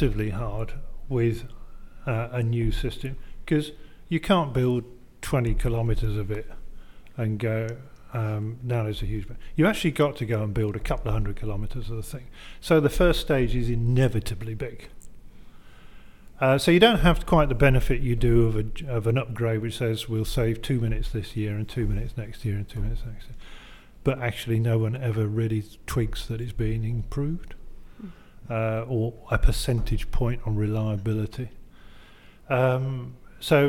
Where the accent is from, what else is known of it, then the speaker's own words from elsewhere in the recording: Leeds, Yorkshire and the Humber, United Kingdom; as someone who grew up in Leeds